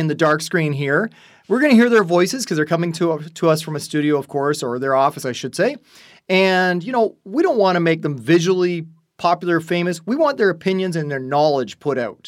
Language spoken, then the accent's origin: English; Burlington, Ontario, Canada; We've known each other since high school, growing up in Burlington, Ontario, here inside Canada